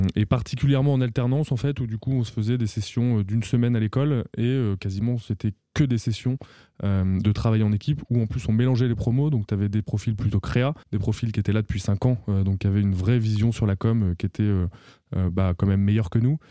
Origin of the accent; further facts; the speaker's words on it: Auvergne-Rhône-Alpes, France; moved away as an adult; also born or lived in Paris; je suis originaire d'Auvergne